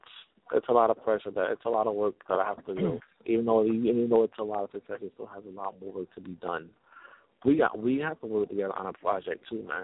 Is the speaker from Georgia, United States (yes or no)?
no; Irvington, New Jersey, United States; also born or lived in New York; I'm from New York, but I grew up in Irvington